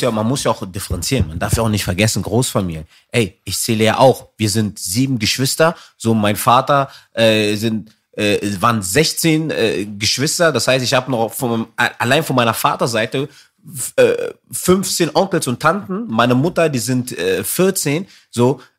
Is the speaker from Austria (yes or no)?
no; Berlin, Germany; ich bin eigentlich gebürtiger Zehlendorfer